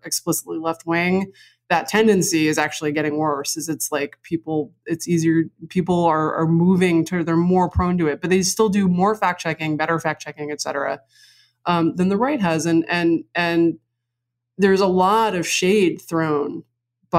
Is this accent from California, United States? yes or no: no; New York City, New York, United States; I grew up on the Upper West Side.